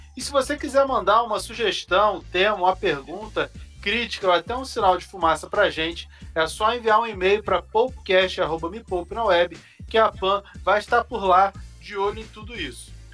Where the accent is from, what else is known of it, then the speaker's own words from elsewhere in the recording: Rio de Janeiro, Brazil; now in São Paulo, Brazil; um conterrâneo carioca que nem eu